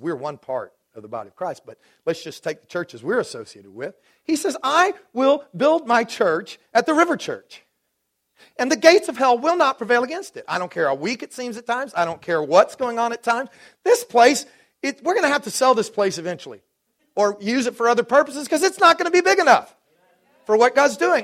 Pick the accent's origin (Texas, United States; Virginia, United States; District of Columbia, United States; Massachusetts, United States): Texas, United States; Dallas; moved away; I grew up in Dallas